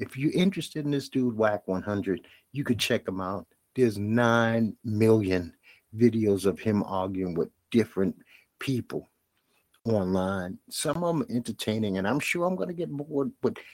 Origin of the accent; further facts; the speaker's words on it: New York City, New York, United States; I come from Bed-Stuy, Brooklyn